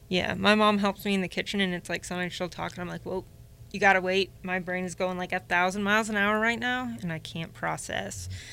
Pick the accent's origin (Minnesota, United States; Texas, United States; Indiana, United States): Indiana, United States; Indianapolis; now in Northwest Indiana, United States; I was born in Indy, um, moved up here eight years ago